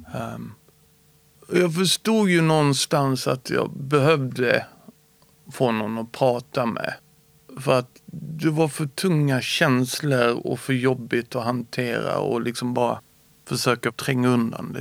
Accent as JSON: {"language": "Swedish", "region": "Skåne", "country": "Sweden", "tie": "born or raised there", "also_born_or_lived": "Småland", "said": "Jag är född smålänning och flyttade till Skåne när jag började i tvåan."}